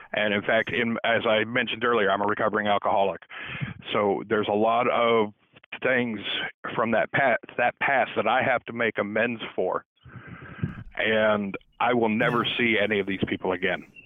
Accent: Southern California, United States; now in East Coast, United States; I grew up in Southern California

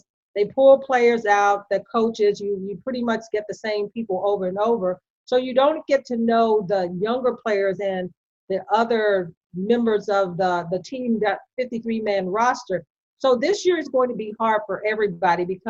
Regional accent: West Virginia, United States; moved away; I'm from West Virginia originally.

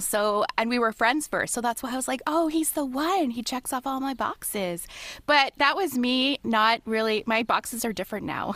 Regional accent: London, Ontario, Canada; also born or lived in Toronto, Canada; even when I lived in Toronto, I would say I'm from London, which is literally two hours away

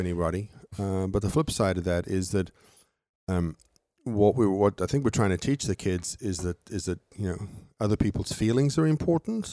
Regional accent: South Africa; moved away; fly down to my hometown

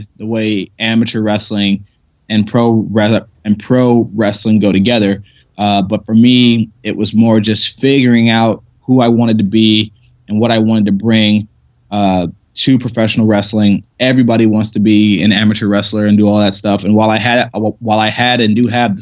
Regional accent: Ohio, United States; moved away as an adult; also born or lived in Pittsburgh; I never won states in Ohio

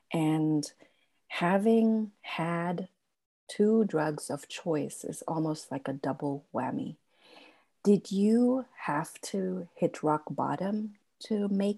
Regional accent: Germany; now in United States; because I'm from Germany

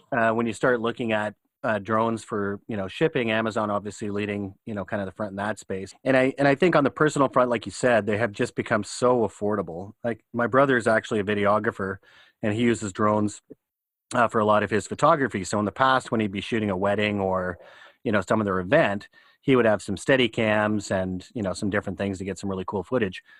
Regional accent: Canada; as a Canadian

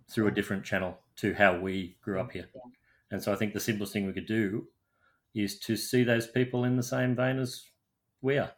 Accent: Sydney, New South Wales, Australia; having grown up in Australia, in my hometown of Sydney

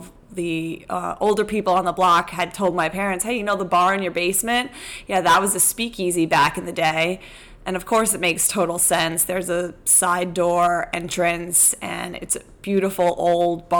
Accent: New York area, United States; born or raised there

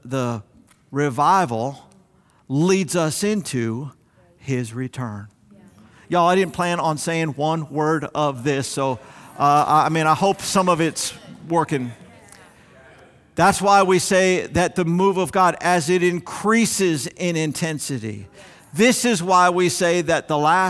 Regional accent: South Florida, United States; as a young man growing up in South Florida

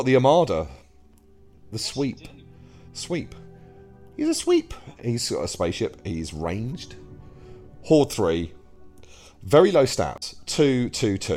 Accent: England, United Kingdom; I'm English

